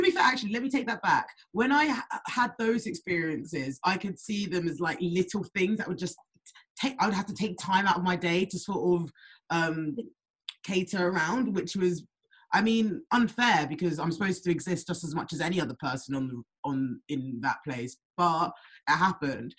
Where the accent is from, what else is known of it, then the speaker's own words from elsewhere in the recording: Windsor, South East England, United Kingdom; I was brought up in Windsor